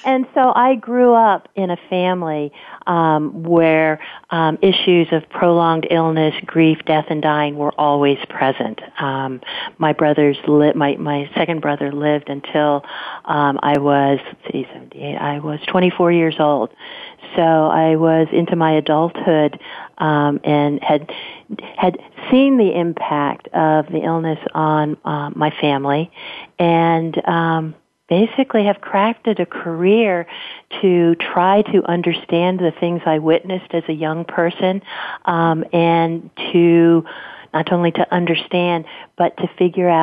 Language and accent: English; Washington, District of Columbia, United States; moved away as an adult; now in Bay Area, United States; I was pretty much terminally unemployable in my hometown of Washington, D.C.